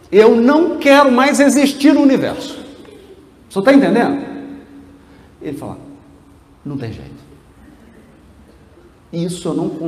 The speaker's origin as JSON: {"language": "Portuguese", "town": "Piracicaba", "region": "São Paulo", "country": "Brazil", "tie": "born there", "said": "Eu nasci em Piracicaba e vou ficar em Piracicaba até o final do universo."}